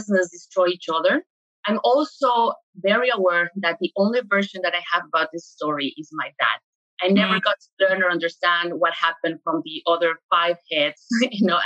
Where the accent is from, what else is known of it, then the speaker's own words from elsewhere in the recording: Mexico City, Mexico; moved away; I'm originally from Mexico City